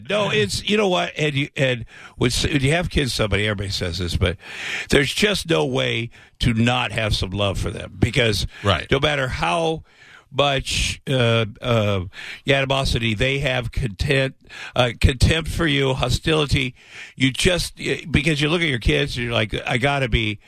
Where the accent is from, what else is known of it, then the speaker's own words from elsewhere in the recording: Iowa, United States; moved away; I grew up in Iowa.